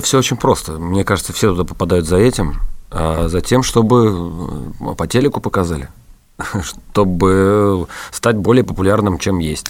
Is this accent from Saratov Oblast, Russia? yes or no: yes; Saratov, Saratov Oblast, Russia; я из Саратова